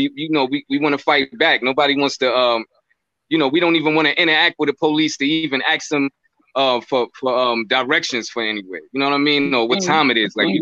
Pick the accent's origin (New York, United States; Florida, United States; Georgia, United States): New York, United States; New York City; where I grew up in Crown Heights. It was really rough.